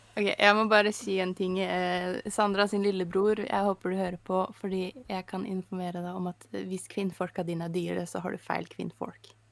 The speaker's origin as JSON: {"language": "Norwegian", "country": "Norway", "said": "Jeg er norsk"}